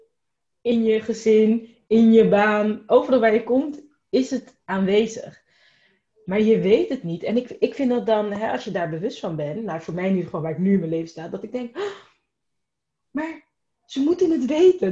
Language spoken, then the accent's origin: Dutch; Rotterdam, South Holland, Netherlands; ik ben opgegroeid in Rotterdam